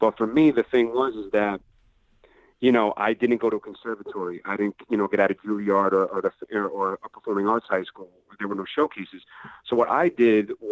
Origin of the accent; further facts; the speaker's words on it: Long Island, New York, United States; now in Brooklyn, United States; I grew up in Long Island